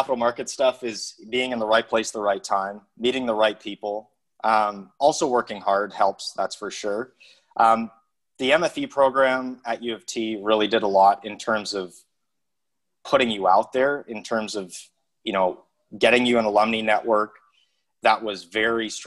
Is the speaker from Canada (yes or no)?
yes; Calgary, Alberta, Canada; moved away as an adult; also born or lived in Antigonish, Nova Scotia; I grew up in Calgary